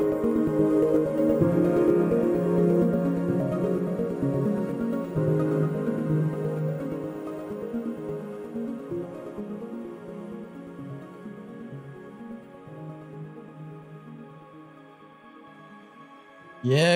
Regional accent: United States; being an American citizen

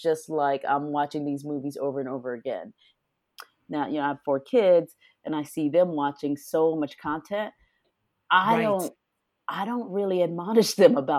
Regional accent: Detroit, Michigan, United States; I'm from Detroit, Michigan, and there was not a lot that I could do socially. I grew up in a very, you know, tightly knit family structure

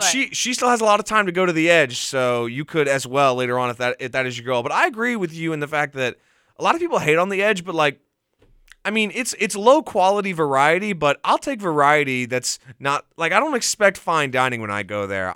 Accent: Mobile, Alabama, United States; moved away as an adult; now in Auburn, United States; I'm from Mobile

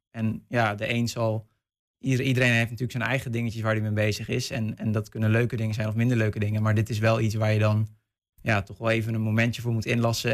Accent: North Brabant, Netherlands; moved away; ik kom zelf uit West-Brabant, dus mijn ouders wonen ver weg

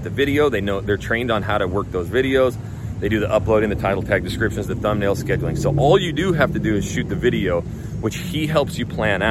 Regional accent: Idaho, United States; now in Houston, United States; I'm from Idaho

